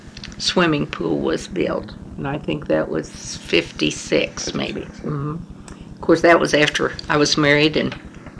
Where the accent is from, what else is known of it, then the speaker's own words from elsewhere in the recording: Marceline, Missouri, United States; I was born in Sheridan County, just south of Marceline, about a mile and a half. South of the golf course, in fact. On a farm. My folks were farmers. I went to grade school, eighth grade, one room school, right across the road from the folks' farm.